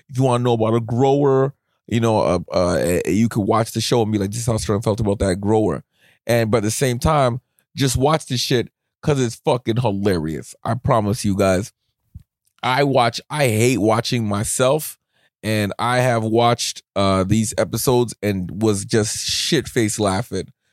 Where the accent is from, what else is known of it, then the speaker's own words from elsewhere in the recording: Canada; as a Canadian